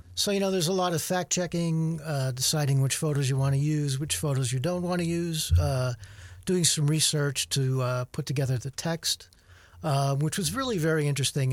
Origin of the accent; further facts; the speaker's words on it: Luzerne, Pennsylvania, United States; I grew up in Luzerne